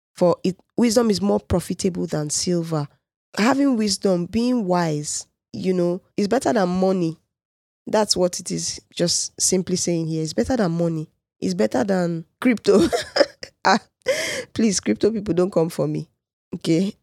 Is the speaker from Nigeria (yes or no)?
yes; Nigeria; I'm a Nigerian